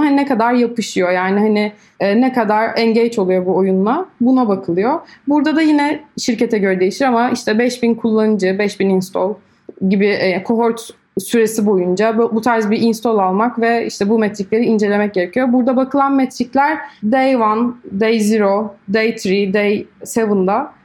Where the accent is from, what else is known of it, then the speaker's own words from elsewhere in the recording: İzmir, Turkey; moved away as an adult; also born or lived in Istanbul; Aslen İzmirliyim.